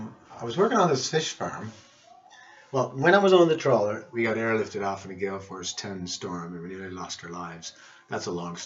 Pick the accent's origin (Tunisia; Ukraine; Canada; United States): Canada; Cape Breton Island, Nova Scotia; moved away; also born or lived in London / Scottish Highlands; Because I came from Cape Breton Island, Nova Scotia, and I'd been on boats and I was familiar with the sea.